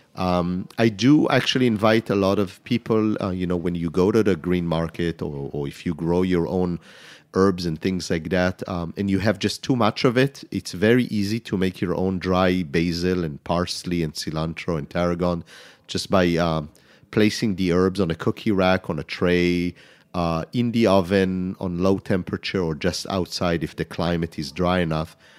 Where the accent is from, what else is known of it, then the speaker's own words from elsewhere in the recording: Israel; moved away as an adult; also born or lived in France; now in New York City, United States; growing up in Israel, it's mainly fresh garlic